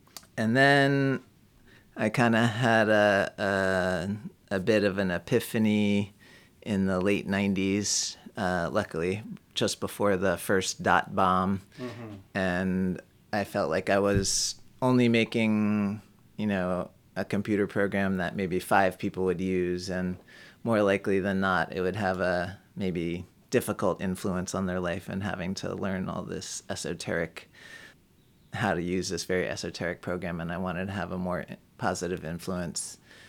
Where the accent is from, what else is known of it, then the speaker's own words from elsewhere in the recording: New York City, New York, United States; moved away as an adult; I grew up in Manhattan in the middle of the big city.